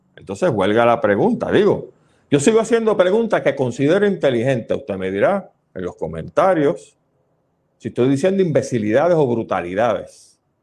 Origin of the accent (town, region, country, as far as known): Puerto Rico